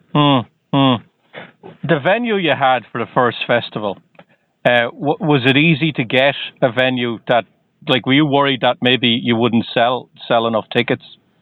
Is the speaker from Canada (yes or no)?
no; Ireland; now in Boston, United States; I'm originally from Ireland, but I'm just outside of Boston